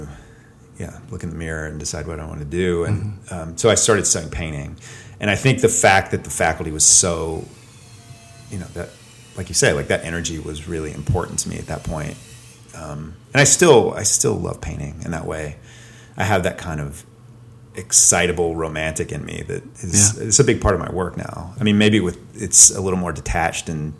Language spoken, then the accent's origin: English; Atlanta, Georgia, United States; moved away as an adult; also born or lived in Boston; now in Athens, United States; I grew up in Atlanta